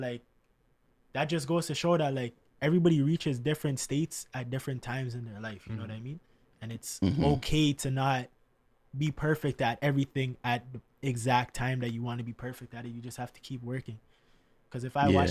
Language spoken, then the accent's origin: English; Canada; a Canadian kid